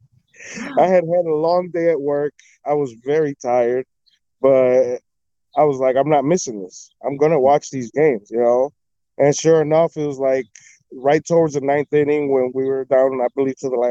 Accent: Chicago, Illinois, United States; When I was born, we used to live right on the corner of Wilton and Cornelia. So that's like a block up from Wrigley Field.

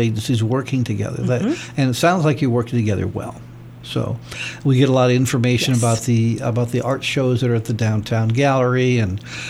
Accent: Massachusetts, United States; now in Twentynine Palms, United States; I am from the East Coast myself, Massachusetts, and I'm a Canuck. I'm a French Canadian.

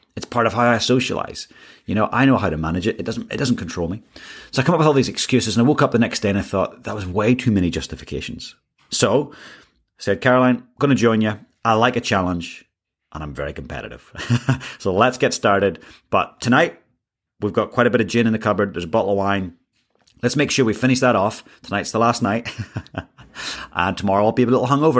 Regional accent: Ireland; moved away; I grew up in Ireland

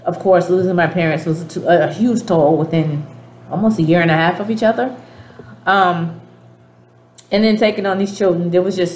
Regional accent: Boston, Massachusetts, United States; accent: Dorchester; moved away; I grew up in Dorchester

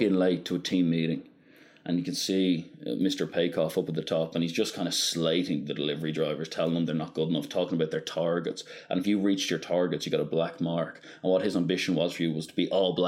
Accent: Ireland; we're Irish

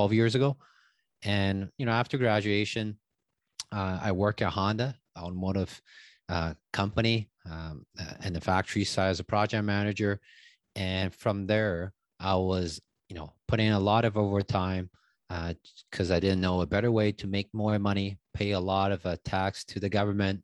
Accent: Taiwan; English is a second language; moved away as an adult; also born or lived in Vancouver, Canada; now in Toronto, Canada; So I grew up in Taiwan, moved to Canada when I was 18, came here with a student visa.

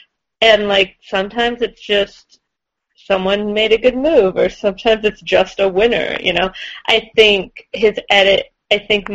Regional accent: California, United States; I'm from California.

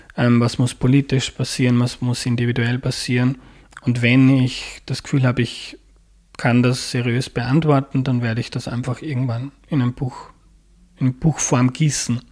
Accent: Mostviertel, Lower Austria, Austria; moved away as an adult; now in Vienna, Austria; Aus Niederösterreich, aus dem Mostviertel

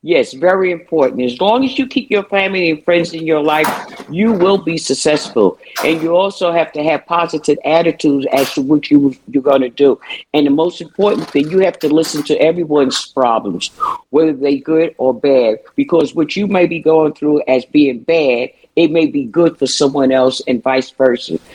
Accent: New York City, New York, United States; growing up in Brooklyn, New York

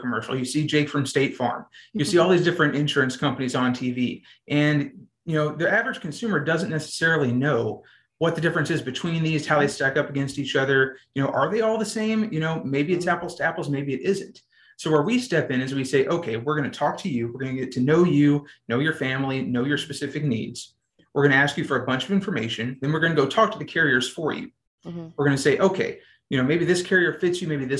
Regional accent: Azle, Texas, United States; moved away as an adult; now in College Station, United States; I'm originally from a small town called Azle, Texas

